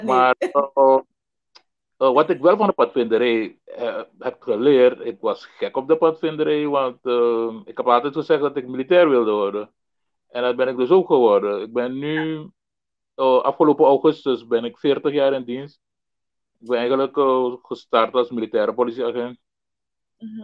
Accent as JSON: {"language": "Dutch", "town": "Paramaribo", "region": "Paramaribo District", "country": "Suriname", "tie": "born or raised there", "said": "ik eh, ben in eh, Paramaribo geboren, eh, uh, 1961. En uh, grotendeels opgegroeid op welgelegen kwatten"}